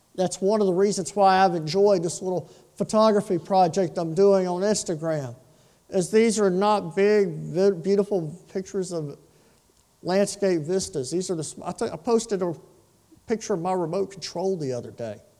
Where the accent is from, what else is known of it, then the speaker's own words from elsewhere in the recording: Lake Charles, Louisiana, United States; When I was a boy, growing up in South Lake Charles